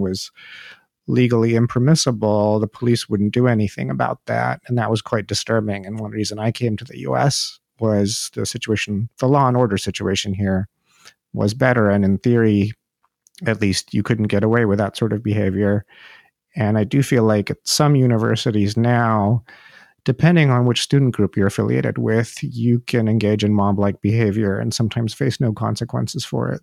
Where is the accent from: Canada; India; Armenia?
India; moved away as an adult; now in United States; I'm from India myself, and I left India